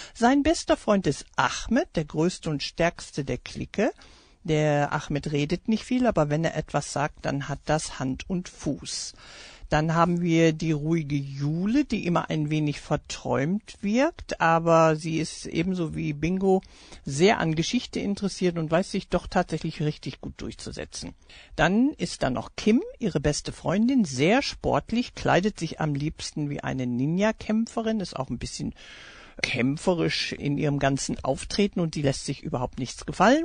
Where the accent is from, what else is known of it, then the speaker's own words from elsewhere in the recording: Essen, North Rhine-Westphalia, Germany; first language German; also born or lived in United States / Iserlohn; Aufgewachsen in den USA und Deutschland war ich nach der Rückkehr in die alte Heimat und nach Essen, wo ich dann gelebt habe mit zehn Jahren, eine ganze Weile lang damit beschäftigt, meine Muttersprache neu zu